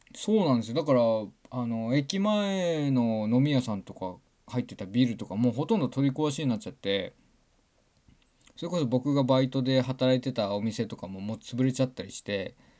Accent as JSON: {"language": "Japanese", "town": "Kitahiroshima", "region": "Hokkaido", "country": "Japan", "tie": "born or raised there", "said": "僕はね、北、隣の北広島市出身"}